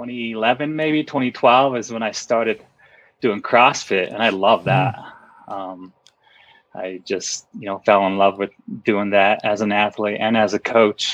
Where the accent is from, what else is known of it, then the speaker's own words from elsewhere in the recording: Pueblo, Colorado, United States; now in Leadville, United States; I grew up pretty much in Colorado my whole life. I wasn't born here, but grew up here my whole life on the Front Range of Colorado, just maybe a couple hours south of Denver